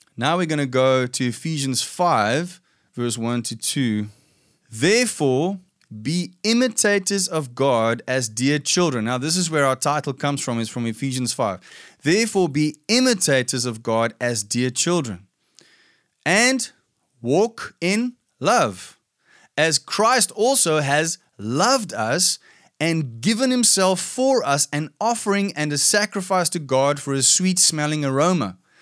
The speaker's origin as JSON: {"language": "English", "country": "South Africa", "tie": "born or raised there", "said": "I grew up in a in South Africa. We have this fairly typical background where a lot of Afrikaans white people come from"}